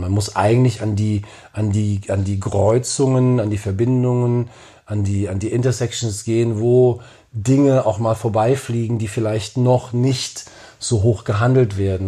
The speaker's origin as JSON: {"language": "German", "town": "Frankfurt", "region": "Hesse", "country": "Germany", "tie": "born or raised there", "said": "in meiner Heimatstadt"}